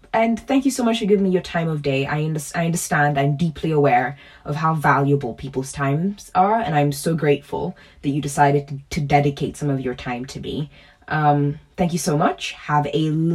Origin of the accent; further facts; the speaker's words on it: Kenya; as a Kenyan